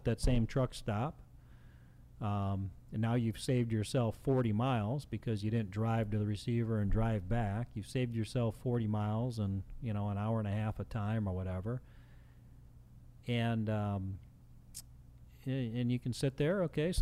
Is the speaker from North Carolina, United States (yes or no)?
no; Chicago, Illinois, United States; I grew up in Chicago